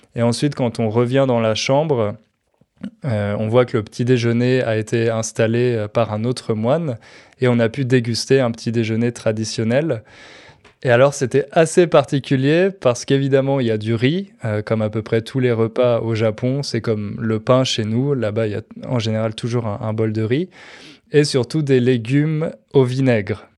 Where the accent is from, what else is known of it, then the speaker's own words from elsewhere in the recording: France; chez nous, en France